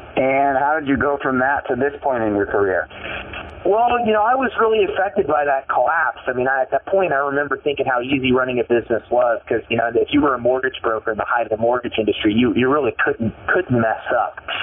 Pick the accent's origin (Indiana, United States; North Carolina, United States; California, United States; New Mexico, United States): Indiana, United States; Elwood; I grew up in a, in a small town uh, in Indiana called Elwood, Indiana, a little farm community of about uh, about 9,000 people